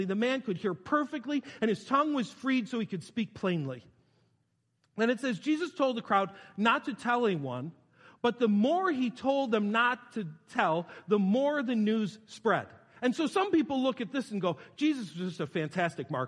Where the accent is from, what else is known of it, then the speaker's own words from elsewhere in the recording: New York, United States; I'm from New York